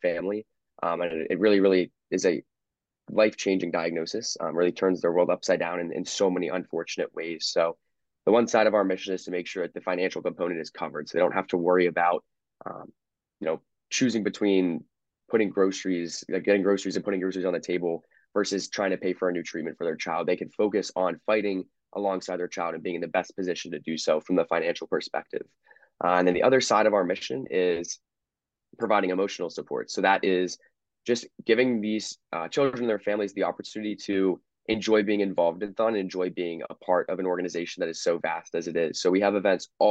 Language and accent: English; Downingtown, Pennsylvania, United States; I'm from Downingtown, and we do have a dance marathon at another high school in our district